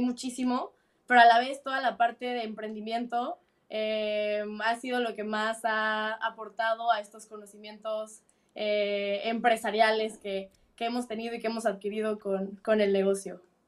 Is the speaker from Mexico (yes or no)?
yes; Mexico City, Mexico; moved away as an adult; now in United Kingdom; soy chilanga